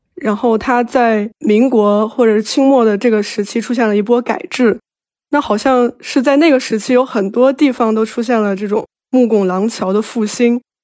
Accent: a city in northern China, China; 我作为一个在北方的城市长大的孩子

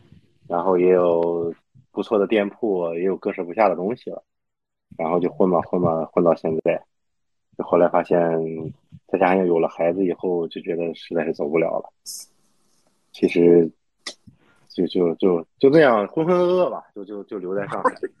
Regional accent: Baoding, Hebei, China; 我们保定人，我们我我老家是河北保定，就是生产驴肉火烧的地方。

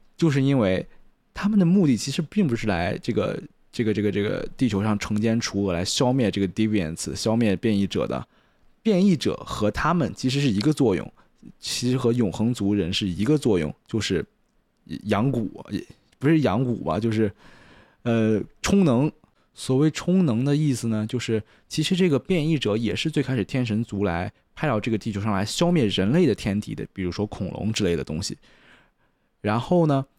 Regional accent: China; 我是中国人的原因，I M Chinese

